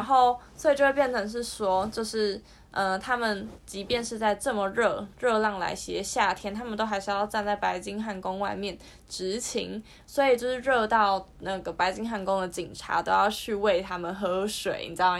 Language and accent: Chinese; southern Taiwan, Taiwan; moved away as an adult; 我以前可能是住，就是小时候都是住在南部，就是之后大学之后才来北部的这样